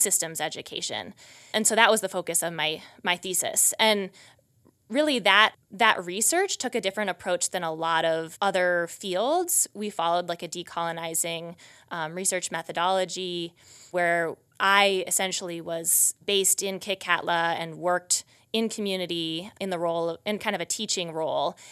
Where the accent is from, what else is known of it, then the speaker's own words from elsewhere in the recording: Wisconsin, United States; moved away as an adult; also born or lived in Massachusetts; now in Montana, United States; I grew up in Wisconsin